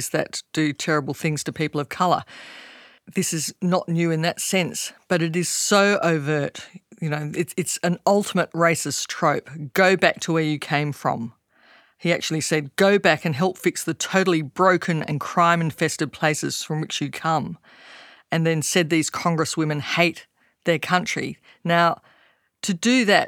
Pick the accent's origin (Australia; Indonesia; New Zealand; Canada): Australia; Australian citizens